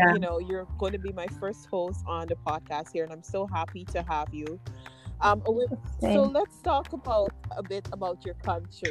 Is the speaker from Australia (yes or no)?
no; Guyana; I'm from Guyana. It's in South America